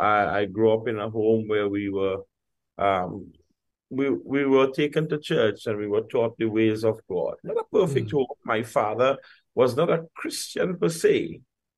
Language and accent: English; San Fernando, Trinidad & Tobago; I grew up in Duncan Village in San Fernando, just on the outskirts of San Fernando, southern city in Trinidad and Tobago. And we grew in a community, a mixed ethnic community, mixed religious community.